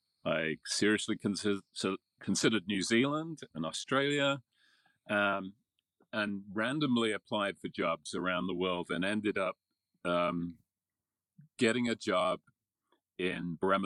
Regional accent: Cambridge, East of England, United Kingdom; now in Seattle, United States; I grew up in the United Kingdom, in England, to be precise, in a place called Cambridge, which is about an hour north of London. I actually grew up on a farm. My father was a farmer in Cambridgeshire, so rural part of Cambridgeshire.

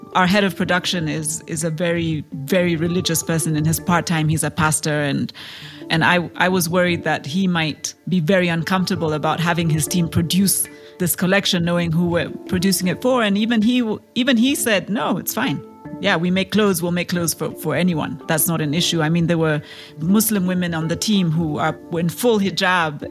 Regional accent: Kenya; I am a Kenyan entrepreneur

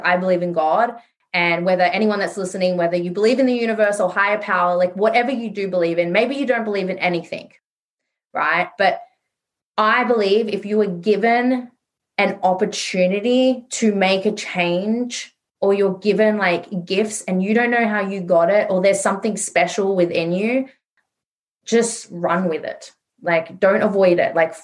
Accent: Sydney, New South Wales, Australia; I grew up in Western Sydney in a very low income earning area

